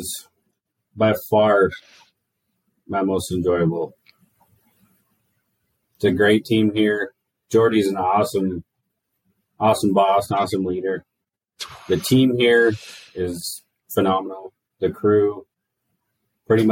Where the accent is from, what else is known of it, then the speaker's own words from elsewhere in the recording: Utah, United States; now in North Dakota, United States; I grew up in Utah